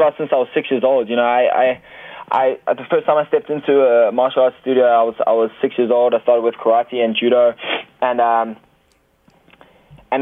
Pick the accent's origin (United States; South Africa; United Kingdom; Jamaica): South Africa; Cape Town, Western Cape; also born or lived in Thailand / Johannesburg; I was actually living in Cape Town. I'm actually originally from Cape Town